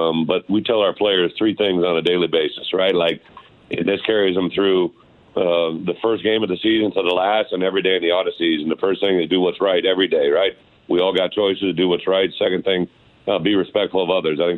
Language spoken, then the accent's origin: English; Illinois, United States; my home state